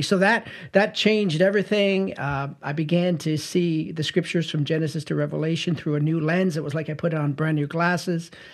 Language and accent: English; St. Catharines, Ontario, Canada; born and raised in Saint Catharines, Ontario